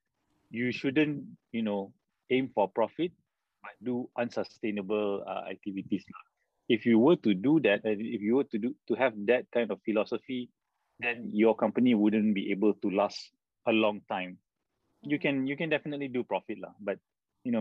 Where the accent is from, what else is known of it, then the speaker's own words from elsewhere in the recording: Malaysia; being a Malaysian with almost zero knowledge about the local culture and context